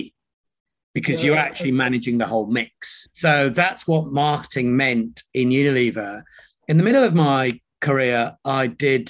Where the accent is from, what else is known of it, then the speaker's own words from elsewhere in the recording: York, Yorkshire and the Humber, United Kingdom; accent: British; also born or lived in Nairobi, Kenya; I was born in Nairobi in Kenya. And at the age of three, my father moved us from Kenya to the UK. And rather than moving into one of the Indian communities, for a bunch of reasons, my mum and dad chose to move to a town called York in Yorkshire